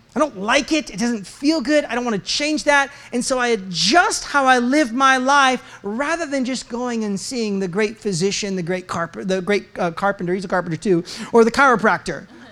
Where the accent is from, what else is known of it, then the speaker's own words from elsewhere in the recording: United States; I'm an American